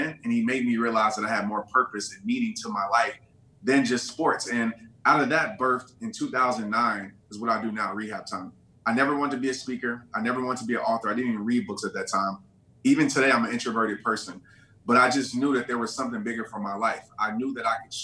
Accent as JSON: {"language": "English", "region": "Louisiana", "country": "United States", "tie": "born or raised there", "also_born_or_lived": "Texas", "moved": "yes", "said": "I grew up in Louisiana. We moved to Texas"}